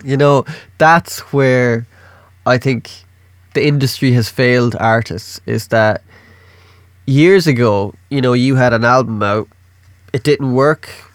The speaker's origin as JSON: {"language": "English", "country": "Ireland", "said": "I'm Irish."}